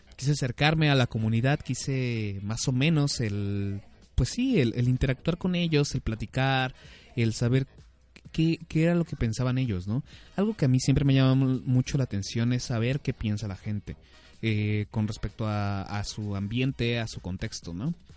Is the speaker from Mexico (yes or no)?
yes; Mexico City, Mexico; las personas de la Ciudad de México nos conocen en, fuera de la Ciudad de México, nos conocen como chilangos